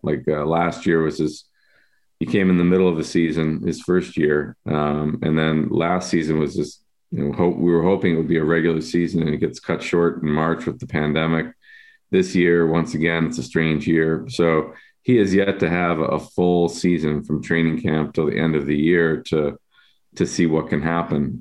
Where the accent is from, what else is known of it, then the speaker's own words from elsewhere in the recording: Buffalo, New York, United States; now in Chicago, United States; I grew up in Buffalo